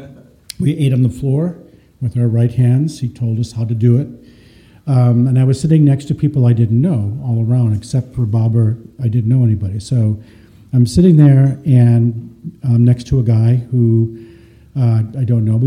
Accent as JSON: {"language": "English", "town": "Detroit", "region": "Michigan", "country": "United States", "tie": "born or raised there", "also_born_or_lived": "California", "moved": "yes", "said": "I grew up in Detroit a long time ago in a very small family"}